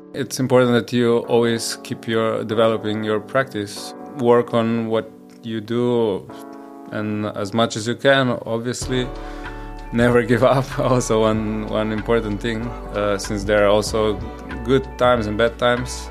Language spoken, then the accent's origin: English; Koper, Slovenia; i was born in Slovenia in Koper, which is like a small town uh, at the seaside next to Trieste